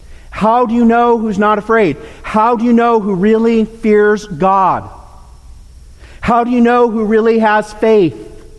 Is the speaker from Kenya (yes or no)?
yes; Nairobi, Kenya; I grew up in Nairobi, across the street from the Olympic-styled sporting complex.